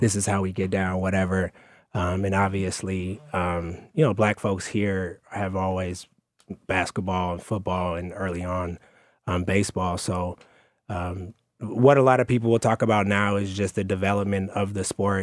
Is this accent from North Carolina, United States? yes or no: no; Oakland, California, United States; I'm from Oakland, California